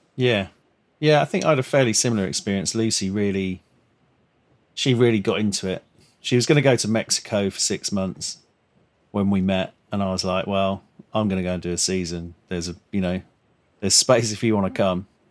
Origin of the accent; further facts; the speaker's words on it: London, United Kingdom; growing up in Crayford, like southeast London